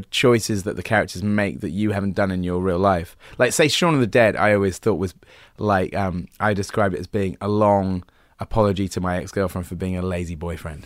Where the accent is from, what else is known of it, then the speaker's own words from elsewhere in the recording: Wells, South West England, United Kingdom; moved away; I grew up there